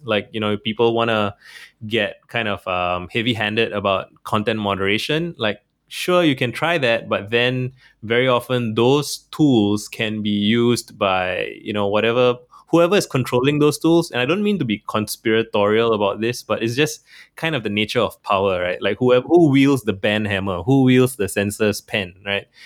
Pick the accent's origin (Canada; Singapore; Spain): Singapore; I'm from Singapore